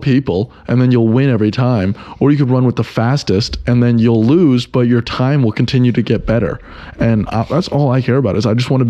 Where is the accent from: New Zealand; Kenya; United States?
United States; I'm American and I'm in Amsterdam